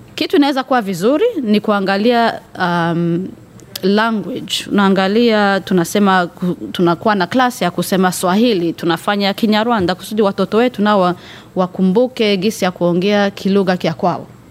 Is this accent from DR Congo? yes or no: no; Rwanda; now in Perth, Australia; mi natokea Rwanda